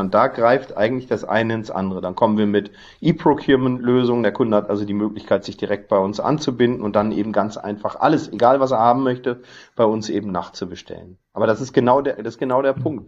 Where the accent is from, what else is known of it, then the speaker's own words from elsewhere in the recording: Northern Germany, Germany; bin ähm, gebürtiger Norddeutscher